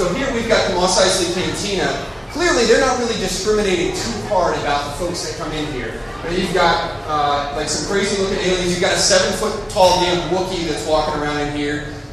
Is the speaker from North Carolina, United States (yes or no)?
yes; North Carolina, United States; I'm from North Carolina